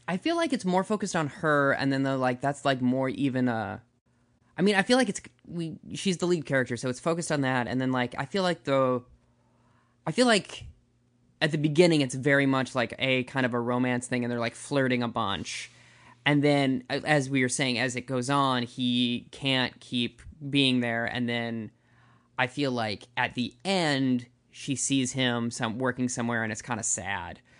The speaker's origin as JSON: {"language": "English", "region": "Minnesota", "country": "United States", "said": "as a Minnesotan"}